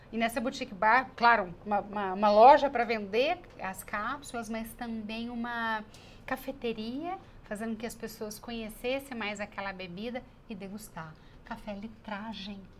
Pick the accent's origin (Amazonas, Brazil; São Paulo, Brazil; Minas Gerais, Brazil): Minas Gerais, Brazil; Eu, como boa mineira